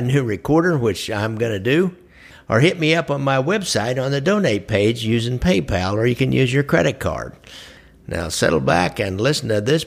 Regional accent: Kansas City, Missouri, United States; since I'm from Kansas City

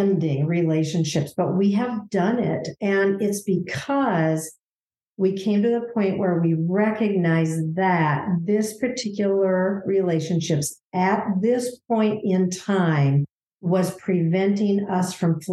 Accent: Minnesota, United States; I'm from Minnesota

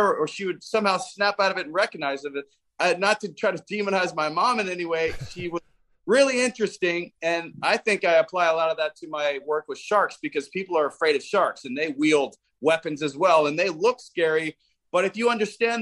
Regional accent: New York City, New York, United States; I was born in New York City in 1977.

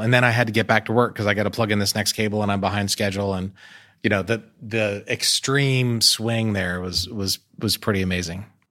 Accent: United States; I'm American, so I'm proud of American things

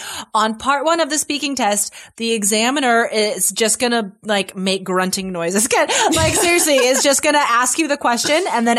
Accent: Carson City, Nevada, United States; now in Portland, United States; So I grew up in Carson City, Nevada, which is a small town. I think it's like, I don't know. It was seriously like 50,000 people when I lived there. It's bigger now

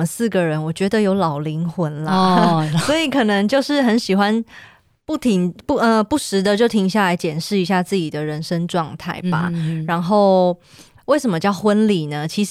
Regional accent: Kaohsiung, Taiwan; 我来自高雄小港区，嗯，不过我的家族其实都是澎湖来的哦。

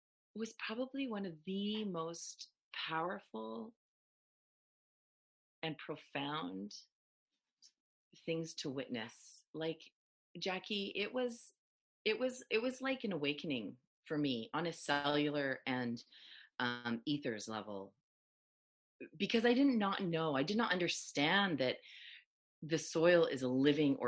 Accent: Chilliwack, British Columbia, Canada; also born or lived in Matsqui, British Columbia; we moved from Chilliwack, BC from Matsqui, BC to Chilliwack, BC

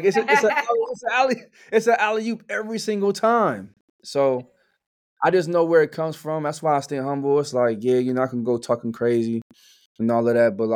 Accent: Mays Landing, New Jersey, United States; moved away; also born or lived in Atlantic City, New Jersey; I'm from Mays Landing, New Jersey. So that's South Jersey

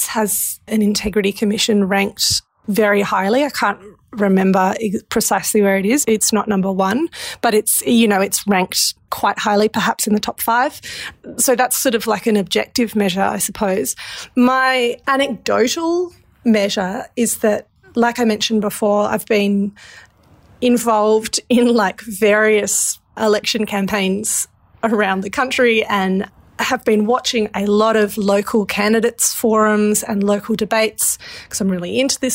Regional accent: Australia; we as the Australian public

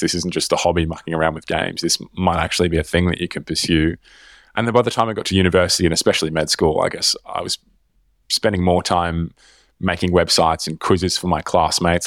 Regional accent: Melbourne, Victoria, Australia; moved away; I grew up in Melbourne

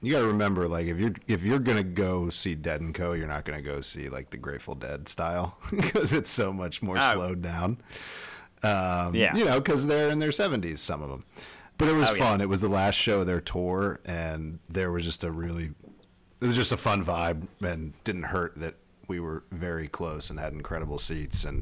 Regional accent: Ohio, United States; moved away; we're from Ohio

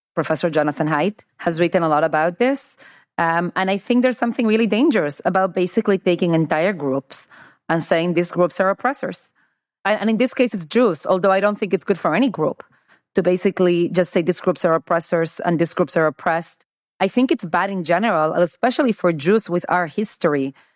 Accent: United States; as an American

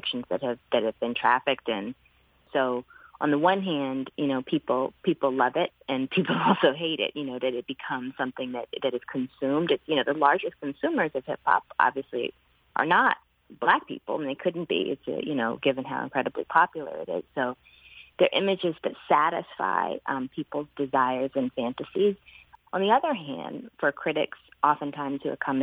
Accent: Alabama, United States; I was born in Alabama

